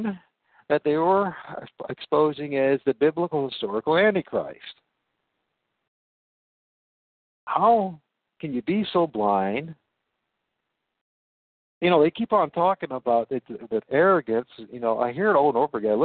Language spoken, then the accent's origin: English; United States; moved away as an adult; also born or lived in England / Portugal / Spain; as an American